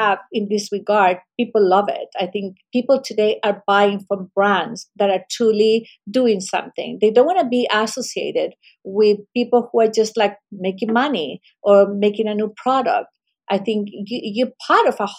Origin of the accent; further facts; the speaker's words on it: Chile; moved away; I come from Chile, we have an incredible ocean all along the country.